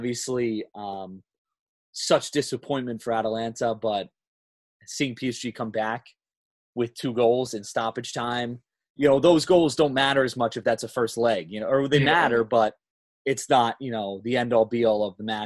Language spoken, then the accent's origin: English; United States; I'm American